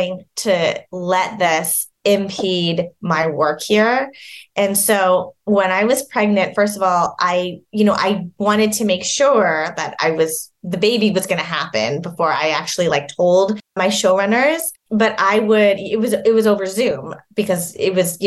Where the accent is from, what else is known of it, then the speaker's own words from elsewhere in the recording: Vancouver, British Columbia, Canada; moved away as an adult; now in Los Angeles, United States; Vancouver, which is where I'm from